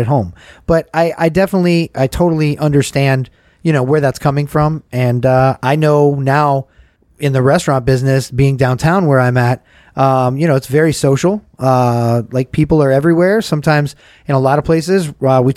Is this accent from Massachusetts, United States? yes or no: no; Georgia, United States; I'm from Georgia